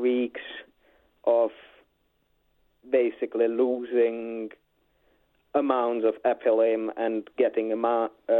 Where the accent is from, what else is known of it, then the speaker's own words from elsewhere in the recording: Czechia; moved away; Originally, I'm Czech